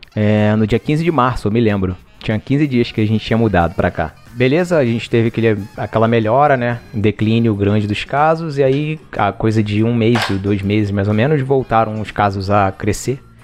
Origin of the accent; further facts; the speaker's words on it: Rio de Janeiro, Brazil; como a gente é do Rio